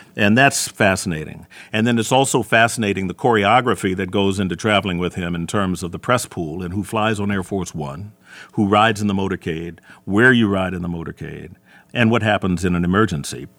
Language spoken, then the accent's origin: English; Gary, Indiana, United States; moved away as an adult; also born or lived in Chicago / Hammond, Indiana; now in Detroit, United States; I was offered a job in my hometown at a bigger station, Gary, Indiana